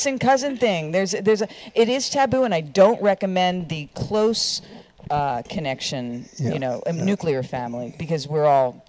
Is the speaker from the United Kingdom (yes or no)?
yes; England, United Kingdom; Being English, I guess